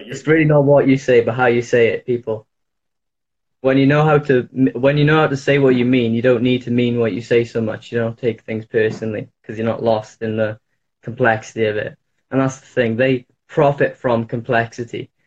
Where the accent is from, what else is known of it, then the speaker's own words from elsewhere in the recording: Wales, United Kingdom; I'm in the UK. I'm uh, from Wales.